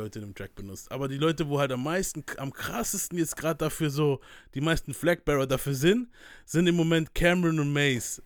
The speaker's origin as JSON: {"language": "German", "country": "Germany", "said": "Ich bin aus der Nähe von Mannheim"}